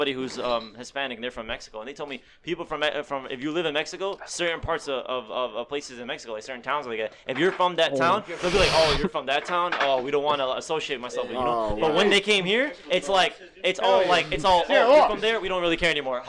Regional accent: Yemen; moved away; I'm Yemen. I'm from Yemen, right?

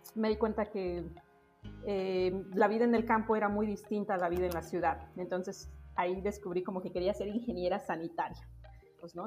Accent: a village in Oaxaca, Mexico; moved away as an adult; also born or lived in Mexico City; los años en los que regresamos a vivir a la ciudad de Oaxaca, no a la ciudad de Oaxaca, a mi pueblo, después de que mis papás terminaron la universidad en la Ciudad de México, yo paso mucho tiempo con mi abuela

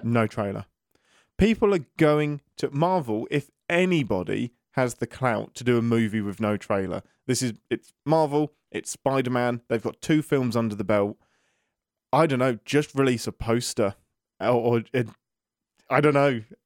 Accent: England, United Kingdom; I'm an Englishman in America at the minute

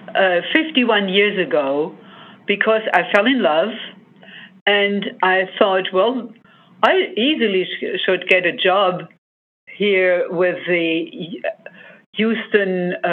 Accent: Germany; moved away as an adult; now in United States; I grew up in Germany

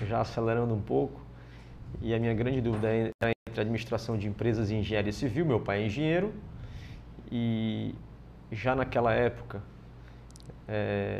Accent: Fortaleza, Ceará, Brazil; eu sou cearense, né? é, nasci em 79, em Fortaleza, é, e Sou o filho mais velho do Otto e da Guida, né, meus pais. Depois eu tive três irmãs mulheres, Patrícia, Paula e Luciana. É, morei a minha vida inteira nas Seis Bocas.

